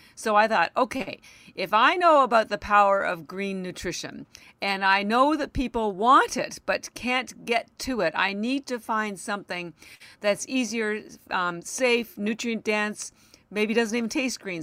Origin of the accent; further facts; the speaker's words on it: Canada; now in Boston, United States; I live in Boston, Massachusetts, although I am Canadian